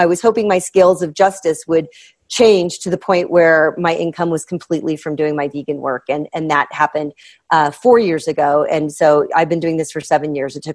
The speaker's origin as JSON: {"language": "English", "region": "Midwest", "country": "United States", "said": "I'm from the Midwest"}